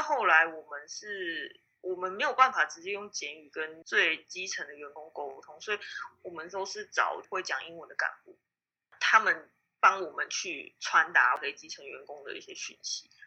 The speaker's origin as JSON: {"language": "Chinese", "country": "Taiwan", "also_born_or_lived": "Cambodia", "moved": "as an adult", "said": "我其实那时候不是只有我一个台湾人去"}